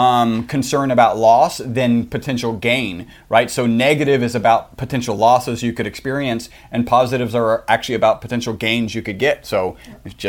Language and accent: English; Texas, United States; We're from Texas. That's why we say howdy